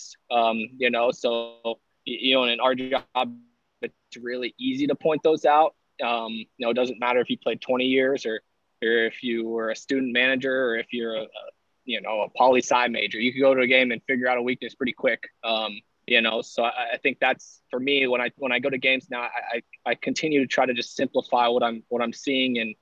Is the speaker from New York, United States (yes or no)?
no; Dublin, Ohio, United States; I'm originally from Dublin, Ohio, just outside of Columbus